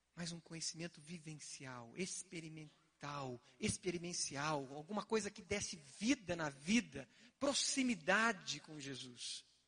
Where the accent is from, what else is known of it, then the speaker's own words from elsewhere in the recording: Curitiba, Paraná, Brazil; eu quando era criança, morava ali na Vila Lindóia, no final da rua Roberto Koch